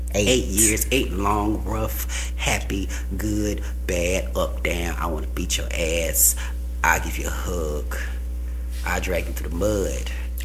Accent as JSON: {"language": "English", "town": "Phenix City", "region": "Alabama", "country": "United States", "said": "I am from Phenix City, Alabama."}